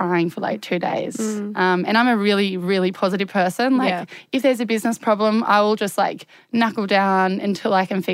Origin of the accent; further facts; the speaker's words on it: Hobart, Tasmania, Australia; I'm from Hobart